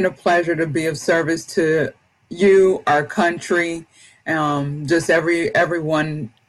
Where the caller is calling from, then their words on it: Maryland, United States; I am hailing from Southern Maryland. Yes, down towards the southern tip of Maryland, probably about 65 miles south of D.C.